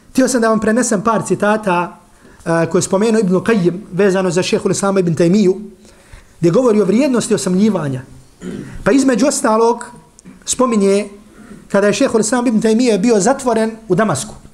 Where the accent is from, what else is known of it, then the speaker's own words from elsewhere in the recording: Herzegovina, Bosnia & Herzegovina; kad mi kad dolazimo iz Hrcega na Bosnu